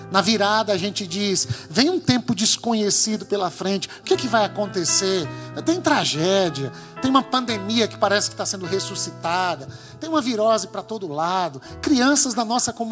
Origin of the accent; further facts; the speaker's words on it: Bahia, Brazil; nós é que somos da Bahia, é o nosso povo, é a nossa cidade, é o nosso entorno.